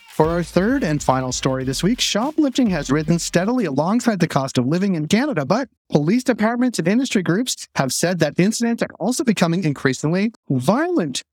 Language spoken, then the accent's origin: English; Boston, Massachusetts, United States; moved away; I'm from Boston